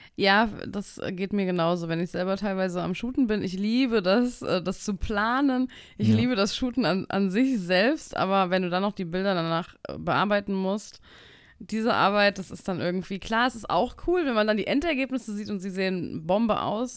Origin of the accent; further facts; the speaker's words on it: Frankfurt, Hesse, Germany; Ich komme aus Frankfurt